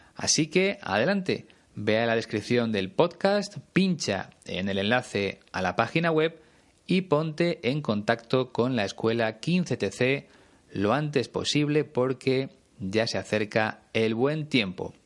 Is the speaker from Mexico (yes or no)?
no; Spain; conociendo muchas ciudades de mi país